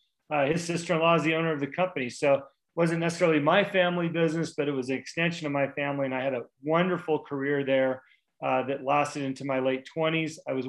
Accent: Newport Beach, California, United States; moved away as an adult; now in Montana, United States; I grew up in Newport Beach.

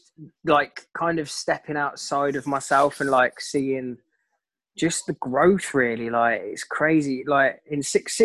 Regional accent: Coventry, West Midlands, United Kingdom; I'm originally from Coventry

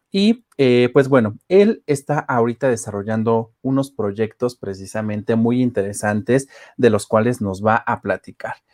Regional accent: Mexico; ha hecho que nosotros como mexicanos valoremos aún más estas tradiciones.

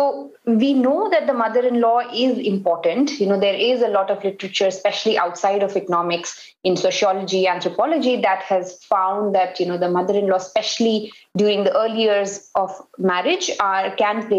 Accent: North India, India; first language Hindi; English is a second language; I am from North India, so Hindi is my mother tongue

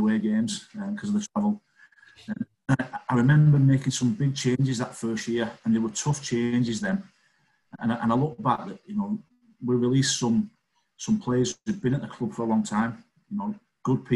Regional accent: Wigan, North West England, United Kingdom; I'm not Scottish, I'm English. No Scottish in me. I've got Irish grandparents, born in Wigan, and I'm English.

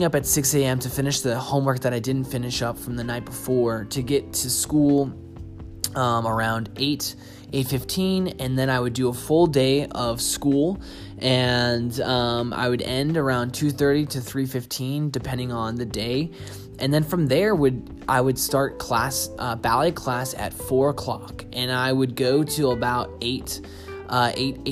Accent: Boston, Massachusetts, United States; also born or lived in Seattle; now in Austin, United States; I'm originally from Boston, moved to Seattle, danced there for 2 years, and then moved here to Austin where I live now

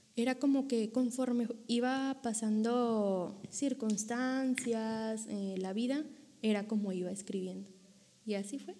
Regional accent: Monterrey, Nuevo León, Mexico; moved away as an adult; now in Coahuila, Mexico; yo soy originaria de Monterrey, Nuevo León

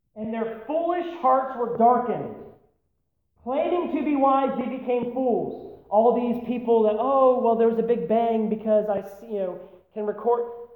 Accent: United States; we as American Christians

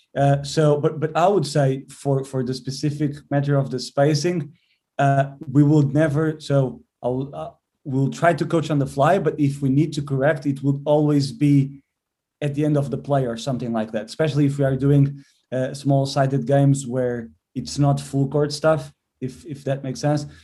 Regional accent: Portugal; moved away as an adult; also born or lived in England; now in Birmingham, United Kingdom; I'm from Portugal

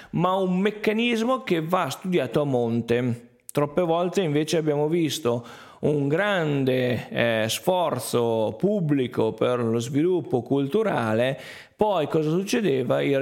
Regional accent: Piedmont, Italy; quando dico che arrivo dal Verbano Cusiossola è difficile definirmi se sono lombardo piemontese

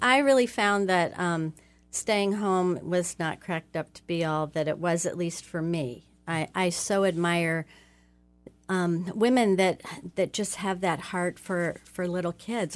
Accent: Oxford, Ohio, United States; I grew up in Oxford, Ohio, and I'm the oldest of five children

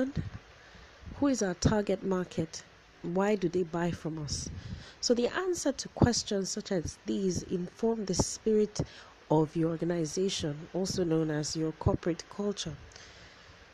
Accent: Nigeria; being a Nigerian, we like a lot of all these adages and sayings

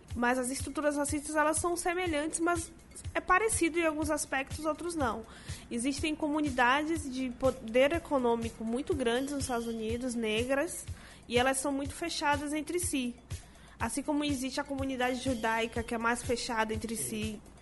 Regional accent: Salvador, Bahia, Brazil; Eu sou negra, sou de Salvador e sou da periferia de Salvador, nasci na Liberdade, que é o maior bairro negro da América Latina

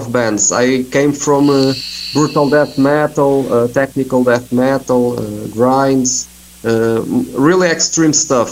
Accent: Portugal; I'm from here. I'm from Portugal

